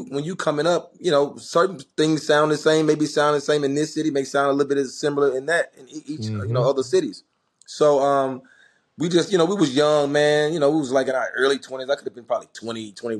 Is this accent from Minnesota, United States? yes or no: no; Memphis, Tennessee, United States; growing up in Memphis